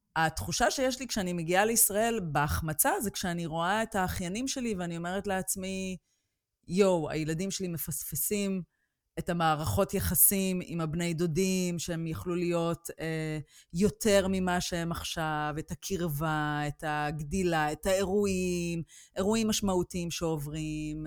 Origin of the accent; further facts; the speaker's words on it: Israel; moved away as an adult; ישראל תמיד תהיה הבית שלי, כי שם המשפחה שלי, החברים שלי, שם נולדתי, שם גדלתי